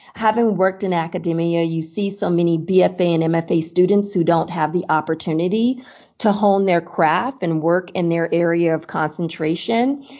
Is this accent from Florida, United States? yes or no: yes; Miami, Florida, United States; moved away as an adult; also born or lived in Chicago / New York; now in Seattle, United States; I grew up in Miami, Florida